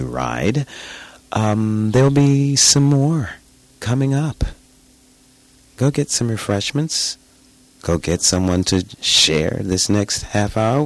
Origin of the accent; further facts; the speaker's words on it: New York City, New York, United States; my hometown, New York City